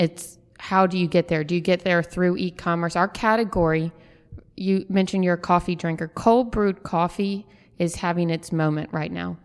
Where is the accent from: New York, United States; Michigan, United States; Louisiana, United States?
Louisiana, United States; New Orleans; now in Birmingham, United States; growing up in New Orleans, coffee was such an integral part of my life that when I moved here